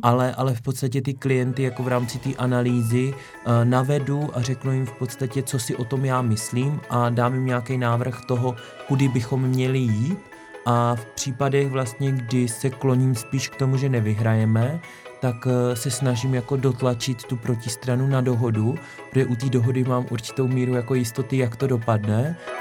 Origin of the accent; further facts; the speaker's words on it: Šumperk, Olomouc Region, Czechia; moved away; z mého rodného kraje, okresní soud Šumperku